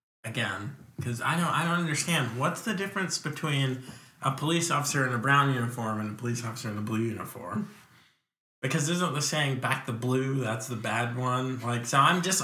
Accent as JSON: {"language": "English", "town": "Virginia Beach", "region": "Virginia", "country": "United States", "tie": "born or raised there", "also_born_or_lived": "New York / Lynchburg, Virginia", "moved": "as an adult", "said": "I did like third grade through high school in Virginia Beach"}